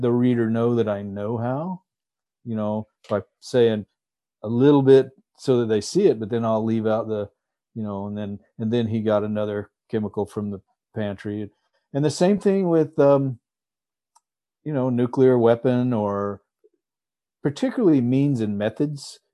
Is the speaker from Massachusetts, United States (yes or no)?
no; Texas, United States; moved away as an adult; now in Alaska, United States; I grew up in Texas